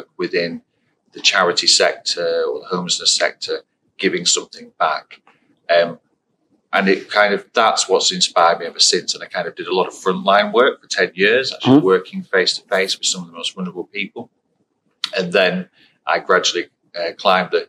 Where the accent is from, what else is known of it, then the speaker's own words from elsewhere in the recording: Blackpool, North West England, United Kingdom; I was born and raised in Blackpool on the Fylde Coast